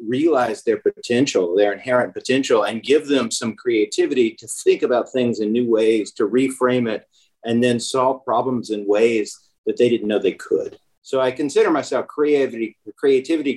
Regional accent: Memphis, Tennessee, United States; also born or lived in Germantown, Tennessee; I grew up in Memphis and just loved it here.

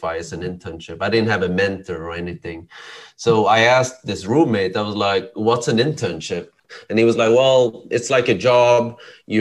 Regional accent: Sweden; moved away; I was born and raised in Sweden

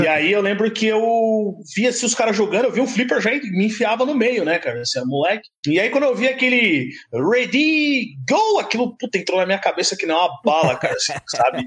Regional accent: São Paulo, Brazil; also born or lived in Itaquaquecetuba; Eu nasci na Penha, né, cara? Eu sou da, da Zona Leste aqui de São Paulo

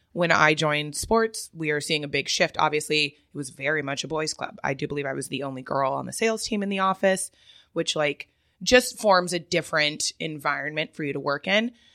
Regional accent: Ontario, California, United States; also born or lived in Huntington Beach, California; I grew up in the Ontario area. I then moved to Huntington Beach

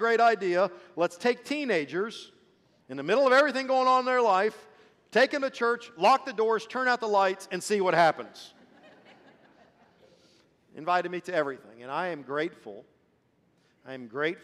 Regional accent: Marion, Ohio, United States; first language Swedish; English is a second language; moved away; also born or lived in Columbus, Ohio; I was born in Marion, Ohio

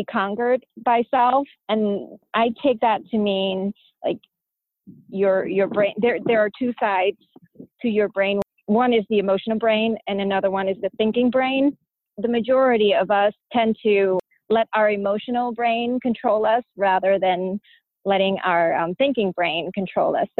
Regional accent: United States; also born or lived in Pailin, Cambodia; I grew up in America

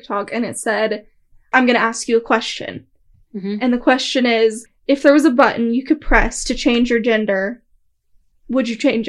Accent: Oklahoma, United States; we're from Oklahoma

